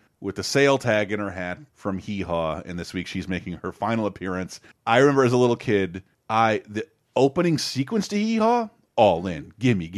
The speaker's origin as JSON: {"language": "English", "town": "Tallahassee", "region": "Florida", "country": "United States", "tie": "born or raised there", "said": "Tallahassee, my hometown"}